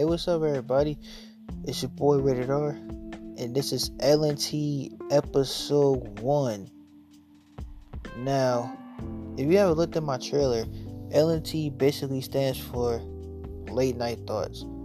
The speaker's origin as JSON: {"language": "English", "town": "Norfolk", "region": "Virginia", "country": "United States", "tie": "born or raised there", "also_born_or_lived": "Chesapeake, Virginia", "said": "I was born and raised in Virginia, specifically Norfolk."}